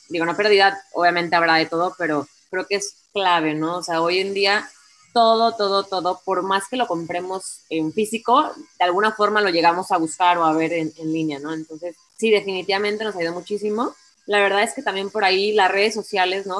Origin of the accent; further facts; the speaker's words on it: Colima, Mexico; me regresé a Colima, de donde soy